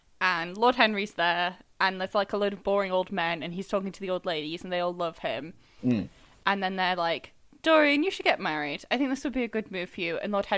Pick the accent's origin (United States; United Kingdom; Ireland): United Kingdom; the north of England; accent: northern; moved away; I don't know if my accent is stronger, but I'm back in the north, so if my accent sounds stronger, it's because of that.